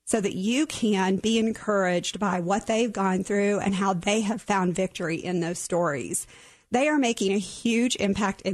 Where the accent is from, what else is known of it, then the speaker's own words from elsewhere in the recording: Oklahoma, United States; I was born and raised in Oklahoma